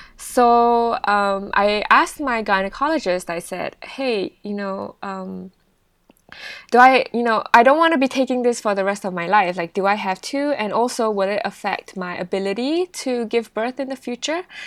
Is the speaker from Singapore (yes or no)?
yes; Singapore; moved away; also born or lived in United Kingdom; I'm actually Singaporean